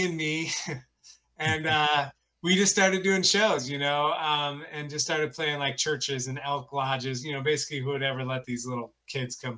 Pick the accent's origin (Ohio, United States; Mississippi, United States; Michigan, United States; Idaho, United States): Michigan, United States; northern; moved away as an adult; also born or lived in St. Louis, Missouri; now in New York, United States; I way up in northern Michigan